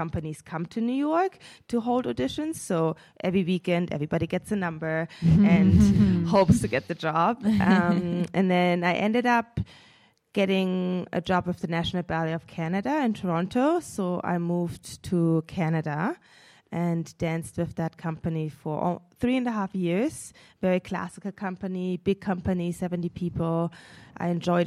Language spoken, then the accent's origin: English; Munich, Bavaria, Germany; moved away; I'm originally from Munich, Germany. My mom is German. My dad is from Senegal, West Africa. I grew up in Munich